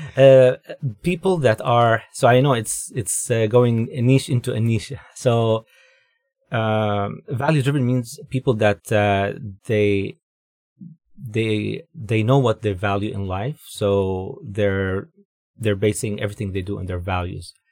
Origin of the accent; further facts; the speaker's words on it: Dubai, United Arab Emirates; moved away as an adult; also born or lived in Jordan; now in Vancouver, Canada; I'm originally from the Middle East. Um, was born in Jordan, grew up in Dubai, then moved to Vancouver here with, uh, my wife